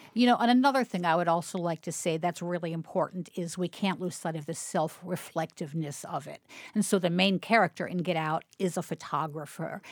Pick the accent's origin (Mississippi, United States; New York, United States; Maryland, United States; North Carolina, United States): Maryland, United States; Baltimore; growing up in Baltimore